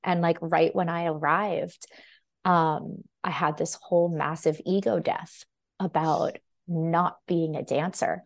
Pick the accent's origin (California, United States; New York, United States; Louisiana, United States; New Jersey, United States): California, United States; Los Angeles; moved away as an adult; also born or lived in Michigan; I grew up in Los Angeles